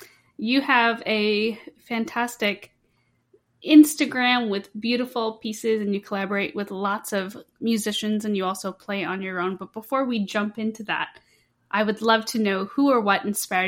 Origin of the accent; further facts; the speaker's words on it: United States; I grew up in the United States my whole life